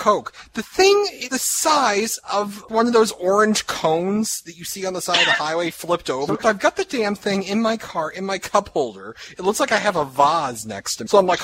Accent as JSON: {"language": "English", "town": "Boston", "region": "Massachusetts", "country": "United States", "accent": "Boston", "said": "I apparently have a Boston accent"}